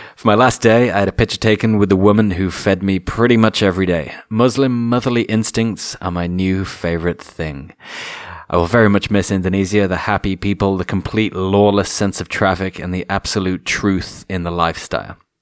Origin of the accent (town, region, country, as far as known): England, United Kingdom